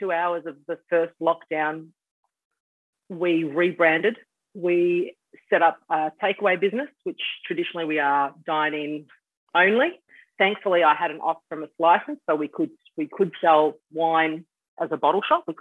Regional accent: Bentley, Western Australia, Australia; I grew up around Bentley, which is where the bar is

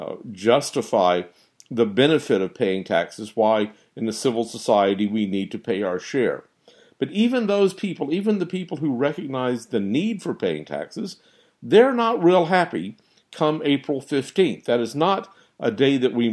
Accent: United States; as American citizens

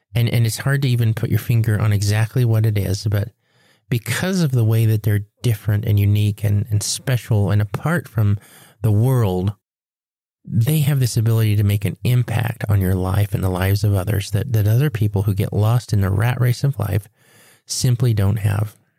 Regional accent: Four Corners States, United States; had come home inland right here to our Four Corner States

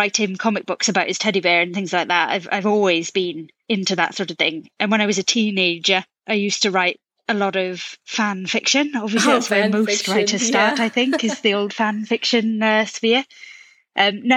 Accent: United Kingdom; accent: British; I'm a British-born writer, as you can probably tell from the accent

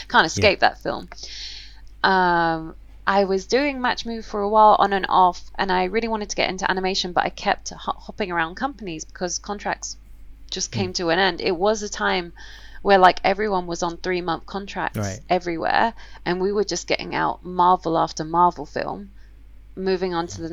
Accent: London, United Kingdom; I was born and raised in London, Camden Town.

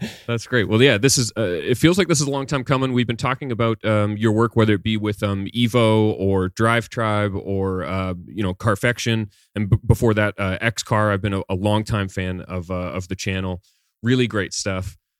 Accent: Canada; growing up in Canada

